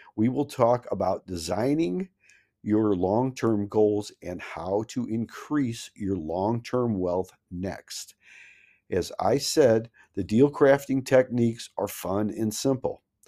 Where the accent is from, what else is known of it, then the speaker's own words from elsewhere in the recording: Missouri, United States; I'm from Missouri, the Show Me State.